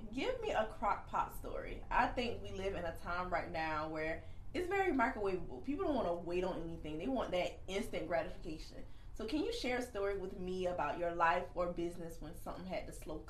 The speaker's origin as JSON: {"language": "English", "town": "Kingstree", "region": "South Carolina", "country": "United States", "said": "y'all know I'm from King Street, South Carolina, which is very, very country."}